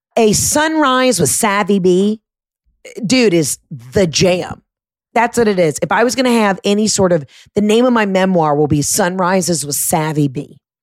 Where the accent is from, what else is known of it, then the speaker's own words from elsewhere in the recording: Atlanta, Georgia, United States; my home state, my home city, Atlanta, Georgia